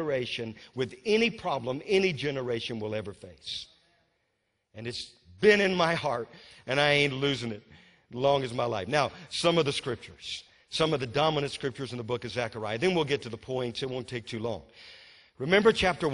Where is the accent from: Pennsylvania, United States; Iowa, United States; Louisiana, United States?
Louisiana, United States; born or raised there; now in North Carolina, United States